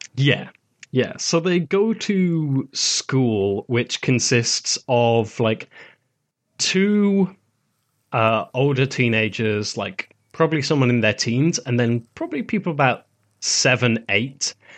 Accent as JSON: {"language": "English", "country": "United Kingdom", "said": "as a Brit"}